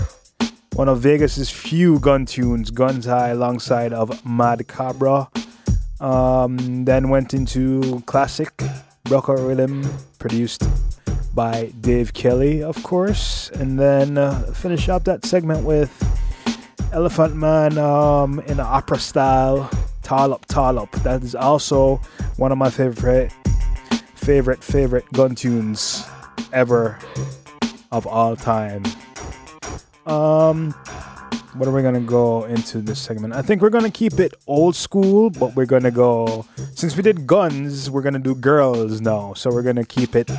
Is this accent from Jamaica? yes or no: yes; Jamaica; I'm Jamaican